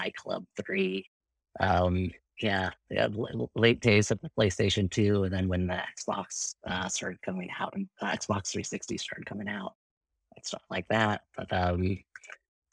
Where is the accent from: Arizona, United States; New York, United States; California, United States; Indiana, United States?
California, United States; Irvine; went to a junior college in Irvine, where I grew up in Southern California